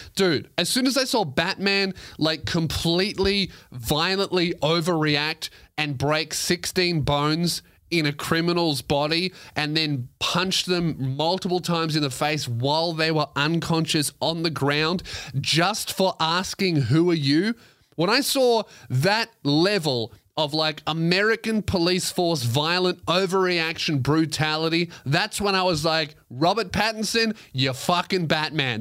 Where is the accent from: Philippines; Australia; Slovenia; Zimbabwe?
Australia; I'm Australian